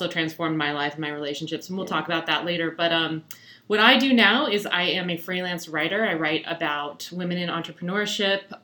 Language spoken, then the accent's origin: English; Colorado, United States; I'm actually born and raised in Colorado, just like Kristen